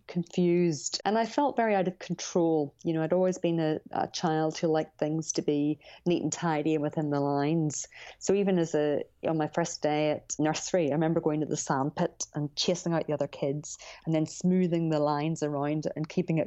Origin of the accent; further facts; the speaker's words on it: Ireland; I grew up in Ireland